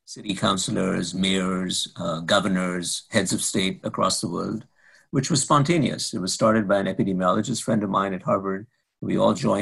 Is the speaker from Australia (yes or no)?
no; India; now in Boston, United States; my home country of India